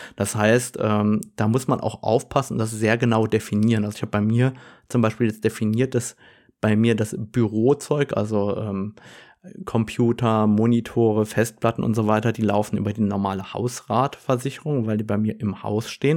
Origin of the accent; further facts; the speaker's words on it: Germany; bei uns in Deutschland